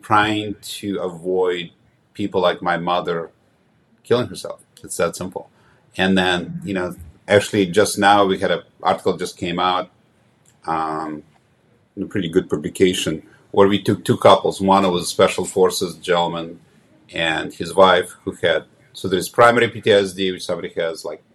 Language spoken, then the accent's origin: English; Ukraine; moved away; I was born in Ukraine about 100 miles south of Kiev